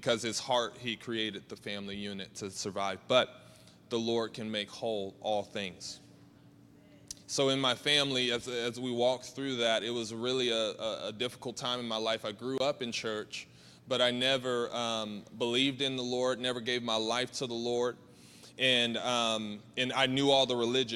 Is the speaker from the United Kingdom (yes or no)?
no; Georgia, United States; I'm from Georgia, and I'm the oldest of five.